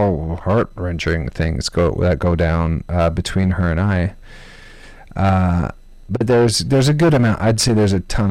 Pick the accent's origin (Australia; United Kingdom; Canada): Canada; I'm Canadian